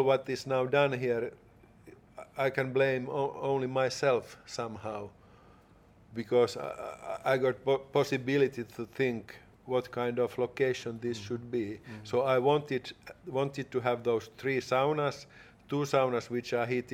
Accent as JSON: {"language": "English", "town": "Helsinki", "region": "Uusimaa", "country": "Finland", "tie": "born or raised there", "said": "I've been living here in Helsinki all of my life. I was born in Pohjois-Haag, a little bit outside downtown."}